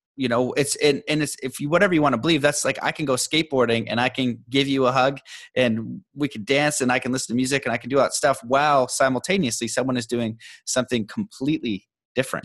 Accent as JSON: {"language": "English", "country": "Canada", "said": "being Canadian"}